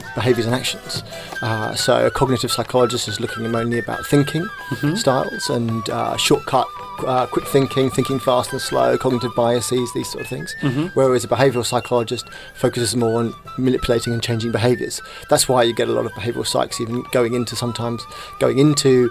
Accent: England, United Kingdom; I was born in England

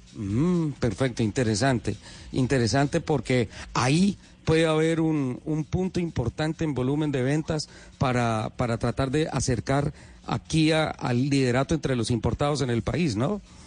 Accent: San Gil, Santander, Colombia; moved away; Esa es mi tierra, es mi cuna

